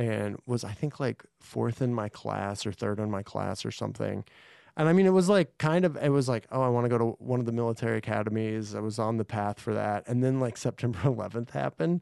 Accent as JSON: {"language": "English", "town": "Mineral Wells", "region": "Texas", "country": "United States", "tie": "born or raised there", "also_born_or_lived": "Cisco, Texas", "moved": "as an adult", "lives_now": "Los Angeles, United States", "said": "in this little town called Mineral Wells. It's out west of Fort Worth, like, an hour and a half"}